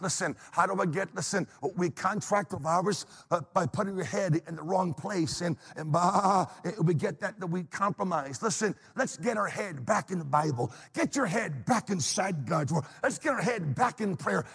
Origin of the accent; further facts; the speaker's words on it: New England, United States; now in Pennsylvania, United States; I'm from New England